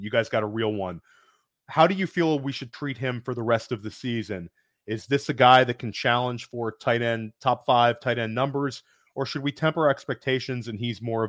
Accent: Washington, District of Columbia, United States; I was a young boy in the growing up in Washington, D.C., and we went to Dulles Airport to pick up somebody at the airport.

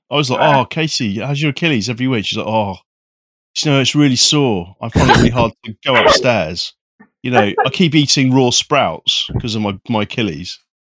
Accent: South West England, United Kingdom; accent: Somerset; So should I dig up my old Somerset accent?

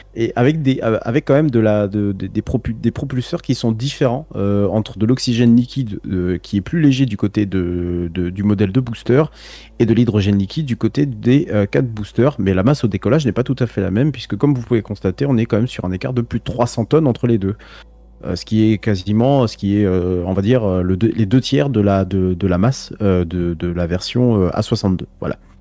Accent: France; nous en tant que Français

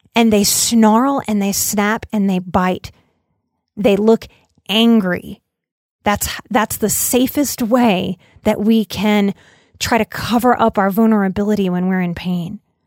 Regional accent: New Orleans, Louisiana, United States; I'm from New Orleans

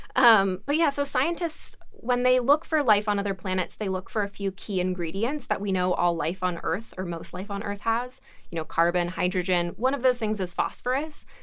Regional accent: Alabama, United States; I'm from Alabama

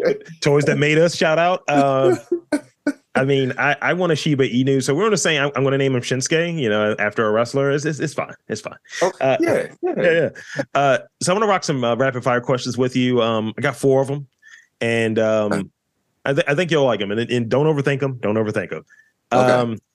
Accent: Baltimore, Maryland, United States; And I was looking for the Baltimore one because, you know, I'm from Baltimore and I'm told that I don't have one.

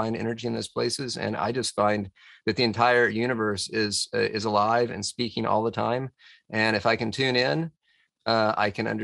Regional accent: Tennessee, United States; also born or lived in Washington, D.C.; my granddad just happened to get some land in Tennessee and my mom and dad were decided they wanted to try to farm on it

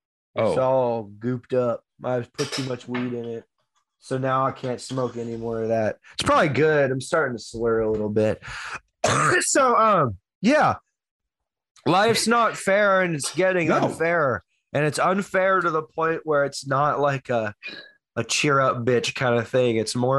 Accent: Houston, Texas, United States; born or raised there; moved away

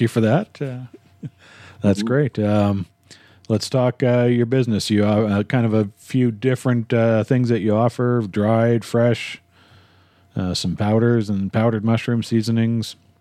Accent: Winnipeg, Manitoba, Canada; now in Calgary, Canada; I grew up in Winnipeg and moved to Calgary

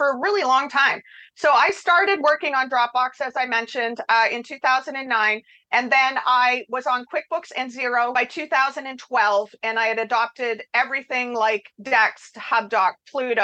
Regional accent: Canada; I'm Canadian

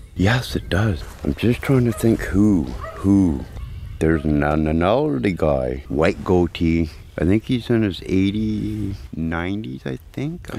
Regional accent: Odessa, Ontario, Canada; now in Clyde Forks, Canada; I'm originally from Odessa, Kingston area

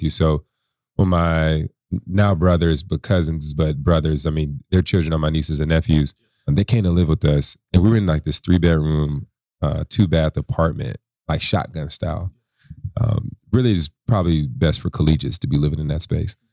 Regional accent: San Antonio, Texas, United States; born there; I'm a military brat. I was born in San Antonio, Texas.

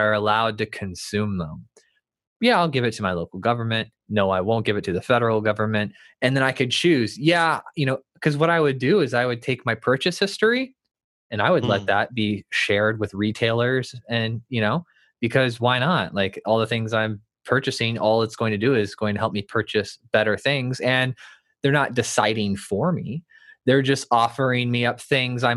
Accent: United States; I'm American

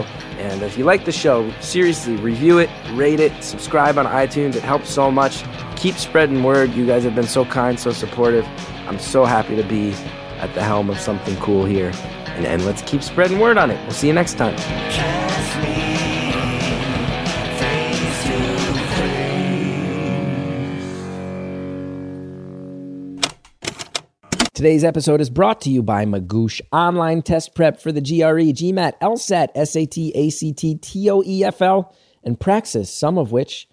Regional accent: New Jersey, United States; I grew up in North Jersey, a lapsed Catholic, you know, in the Northeast

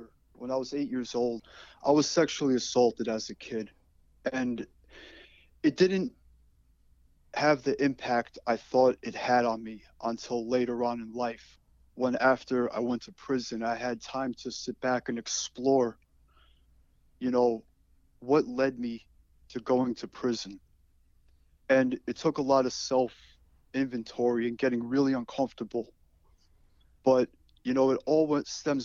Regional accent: Great Neck, New York, United States; also born or lived in Knoxville, Tennessee; I grew up in Great Neck, New York, and I also spent a lot of my time growing up outside of Knoxville, Tennessee with extended family.

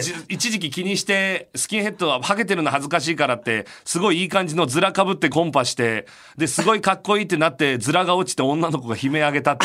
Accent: Chiba, Japan; 節分の文化はね、僕は千葉ですけど、なかったです

